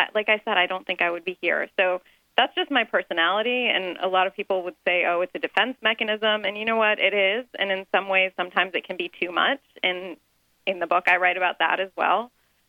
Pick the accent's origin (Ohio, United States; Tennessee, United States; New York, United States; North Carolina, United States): Ohio, United States; Dayton; I grew up in Dayton, Ohio, surrounded by a lot of Iranian doctors